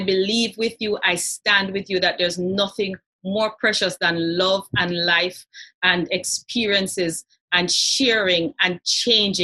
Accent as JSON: {"language": "English", "country": "Jamaica", "accent": "Patois", "first_language": "Jamaican Patois", "second_language": "English"}